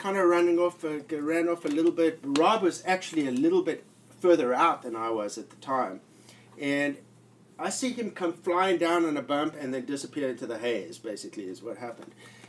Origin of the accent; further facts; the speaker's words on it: South Africa; Like, you know, I'm from South Africa and I was in the Navy and I did a lot of like ocean stuff